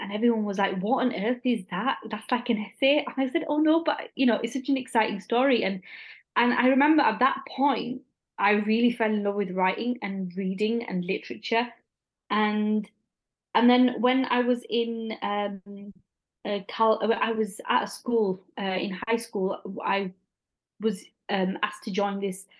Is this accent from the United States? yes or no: no; Bradford, Yorkshire and the Humber, United Kingdom; my hometown in Bradford